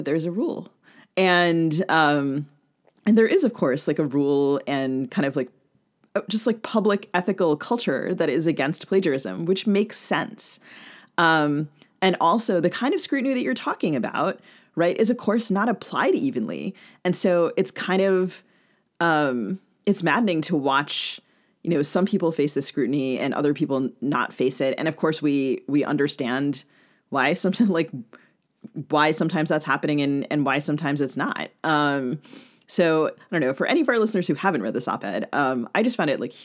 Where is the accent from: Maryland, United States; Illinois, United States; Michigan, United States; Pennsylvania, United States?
Maryland, United States; I grew up in Maryland